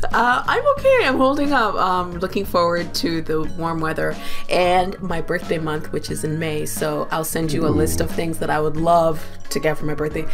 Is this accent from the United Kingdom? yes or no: no; Uganda; I'm from Uganda.